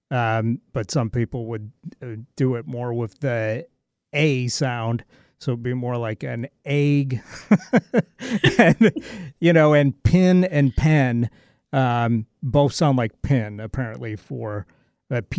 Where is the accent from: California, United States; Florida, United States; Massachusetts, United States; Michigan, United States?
California, United States; moved away; also born or lived in Nevada; living up here uh, since '91 and uh, but being born and raised in California and Nevada, you know, I think I've got that kind of West Coast thing completely melded together for sure.